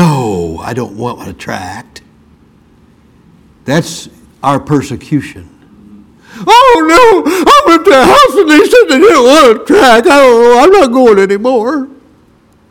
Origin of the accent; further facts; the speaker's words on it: Brunswick, Missouri, United States; When I was growing up in Brunswick, Missouri